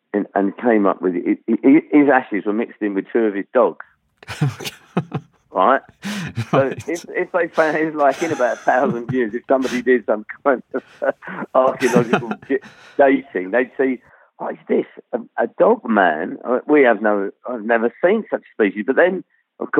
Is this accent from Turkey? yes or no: no; London, United Kingdom; also born or lived in Rhondda Valley, Wales; I grew up in sort of suburban North London